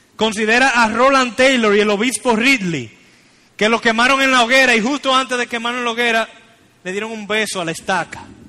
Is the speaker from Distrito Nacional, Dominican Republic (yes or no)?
no; Santiago de los Caballeros, Santiago, Dominican Republic; somos la ciudad dominicana con más misioneros en lugares no alcanzados